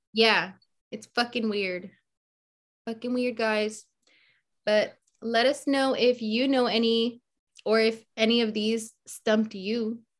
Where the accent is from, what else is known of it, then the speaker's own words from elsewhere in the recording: the Bay Area, California, United States; growing up in the Bay, like being exposed to so many different cultures